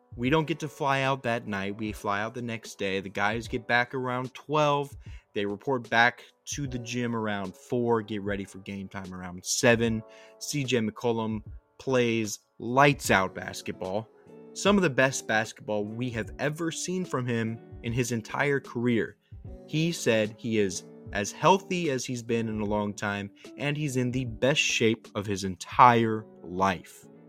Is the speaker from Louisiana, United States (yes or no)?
yes; New Orleans, Louisiana, United States; for the people in New Orleans, Mardi Gras is something that happens that we do maybe once every three, four years